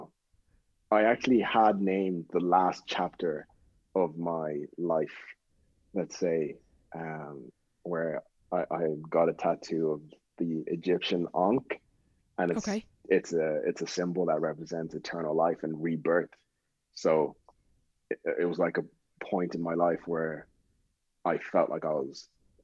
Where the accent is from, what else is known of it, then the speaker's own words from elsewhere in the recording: Dublin, Leinster, Ireland; also born or lived in Zimbabwe; I grew up in Knockline